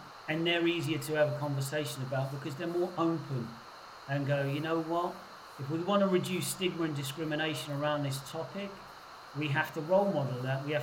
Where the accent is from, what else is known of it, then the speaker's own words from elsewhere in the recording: Portsmouth, South East England, United Kingdom; I grew up in Portsmouth, quite a macho place when I was growing up